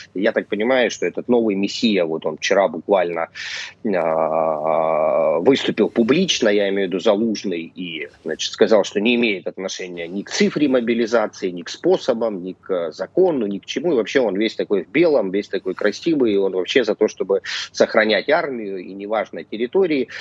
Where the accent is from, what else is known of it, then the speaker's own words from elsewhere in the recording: Crimea, Ukraine; нас называли соотечественниками за рубежом ну как я, человек, живущий в Крыму